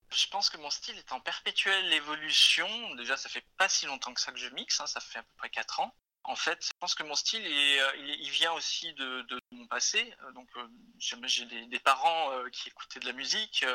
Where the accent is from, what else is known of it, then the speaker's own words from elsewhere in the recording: Isère, Auvergne-Rhône-Alpes, France; now in Lyon, France; je viens d'un petit village de l'Isère. J'habite à Lyon depuis environ 22 ans